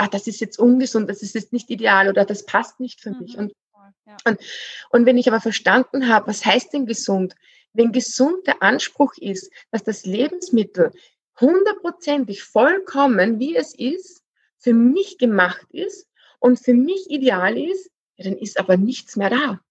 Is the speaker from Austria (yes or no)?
yes; Austria; bei uns in Österreich